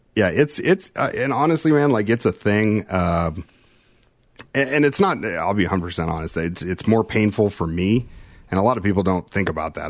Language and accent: English; Kansas City, United States; I'm from Kansas City